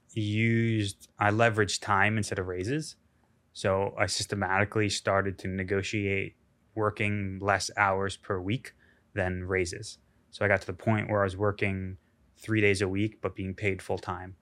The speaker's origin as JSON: {"language": "English", "country": "United States", "said": "being an American"}